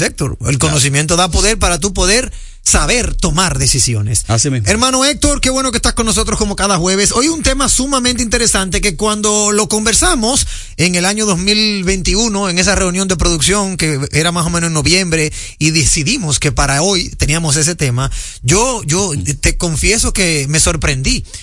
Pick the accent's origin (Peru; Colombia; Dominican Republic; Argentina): Dominican Republic; como buen dominicano